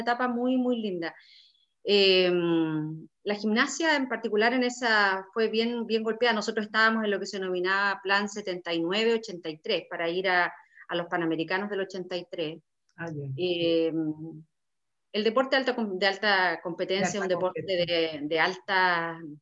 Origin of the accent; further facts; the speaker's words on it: Vallenar, Atacama, Chile; yo soy eh, nacida y criada en, Vallenar, a 660 kilómetros de, la capital al norte